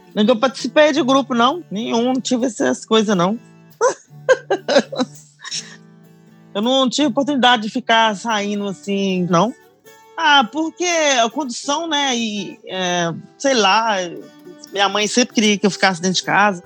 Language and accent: Portuguese; Minas Gerais, Brazil; now in United States; eu sou de Minas